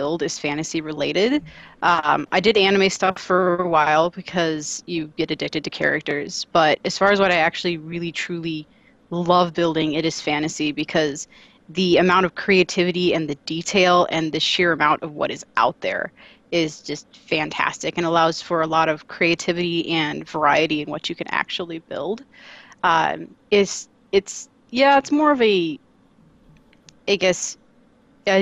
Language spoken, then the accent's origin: English; Southern Illinois around St. Louis, United States; moved away; I was originally from Southern Illinois around St. Louis